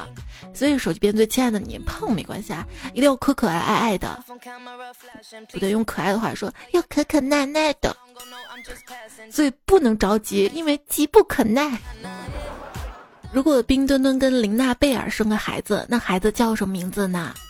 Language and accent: Chinese; China; 原来足球也能让我们中国人骄傲的，干脆搞个双喜临门，把男足解散了得了。